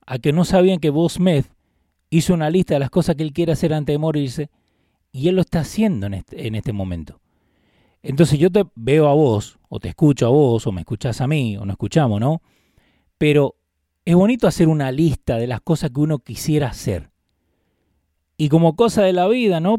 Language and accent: Spanish; Argentina; now in United States; yo vengo de Argentina